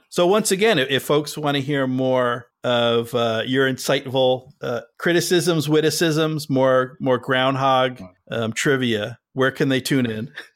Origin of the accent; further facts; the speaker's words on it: New Jersey, United States; moved away; also born or lived in Massachusetts; I grew up in Jersey